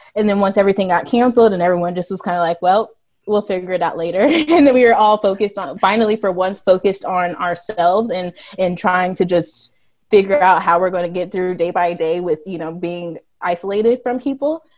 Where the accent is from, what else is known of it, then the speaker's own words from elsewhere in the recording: Missouri, United States; So we're, we're all from Missouri. We all live in Missouri our whole life